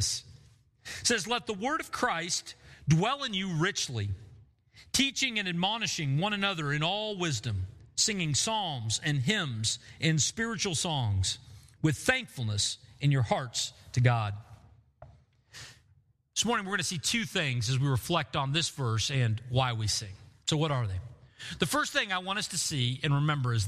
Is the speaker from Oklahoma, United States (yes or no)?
yes; Bartlesville, Oklahoma, United States; the room that I grew up in Bartlesville, my middle school room